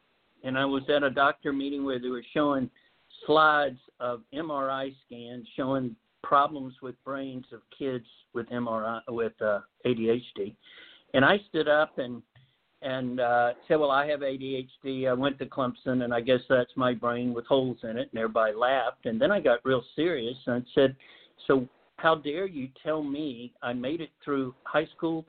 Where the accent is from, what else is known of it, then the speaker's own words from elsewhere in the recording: Japan; born there; I was born in Japan.